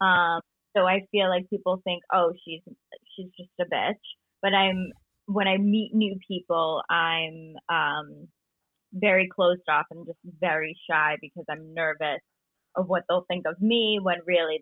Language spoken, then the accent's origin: English; Albany, New York, United States; also born or lived in Long Island; I grew up in upstate New York in Albany, and I'm currently quarantined in Long Island